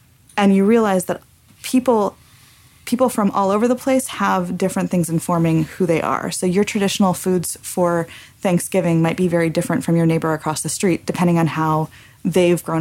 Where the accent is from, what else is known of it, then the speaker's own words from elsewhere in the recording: California, United States; as growing up in California as a very assimilated American and also with Mexican heritage